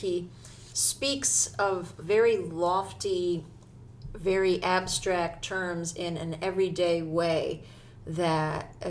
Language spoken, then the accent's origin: English; New Jersey, United States; growing up in New Jersey, I never, ever went to New York for New Year's.